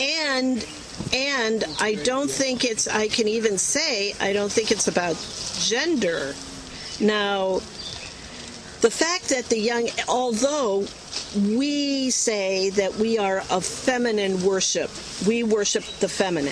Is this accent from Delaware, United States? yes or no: no; Chicago, Illinois, United States; I come from Chicago and I live spitting distance from Northwestern University